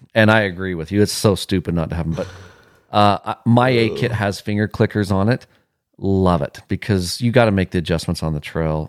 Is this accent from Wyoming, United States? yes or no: yes; Wyoming, United States; moved away; I'm from Wyoming